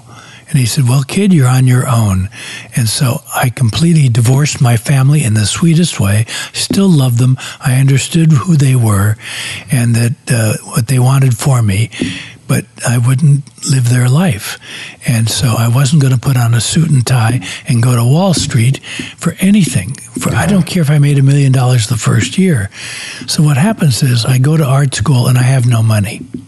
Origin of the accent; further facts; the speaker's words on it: Beverly Hills, California, United States; now in Ojai, United States; I grew up in Beverly Hills.